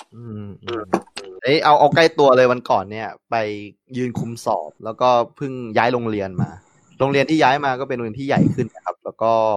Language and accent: Thai; Yala, Thailand; moved away; also born or lived in Betong; พี่โตที่ยะลา